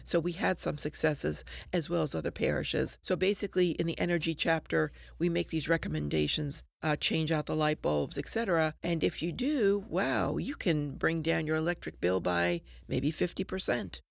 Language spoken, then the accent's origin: English; New Jersey, United States; moved away; I grew up in New Jersey